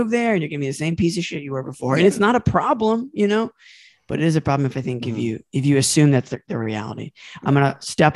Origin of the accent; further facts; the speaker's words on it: Asheville, North Carolina, United States; I'm from Asheville, North Carolina